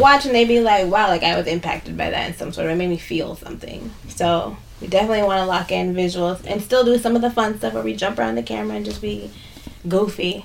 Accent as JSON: {"language": "English", "town": "Minneapolis", "region": "Minnesota", "country": "United States", "tie": "born or raised there", "said": "I grew up in South Minneapolis. I grew up right down the street from here"}